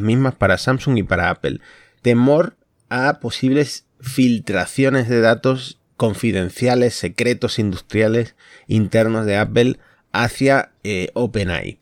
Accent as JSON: {"language": "Spanish", "town": "Concordia", "region": "Entre Ríos", "country": "Argentina", "tie": "born or raised there", "moved": "yes", "lives_now": "Spain", "said": "estoy en mi ciudad natal, Concordia"}